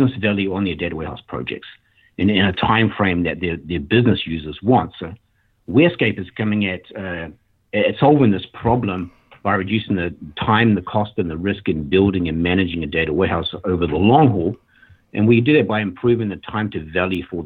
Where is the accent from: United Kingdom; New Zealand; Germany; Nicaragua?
New Zealand; moved away as an adult; also born or lived in Sydney, Australia; now in Portland, Oregon, United States; I grew up in New Zealand and then moved to Australia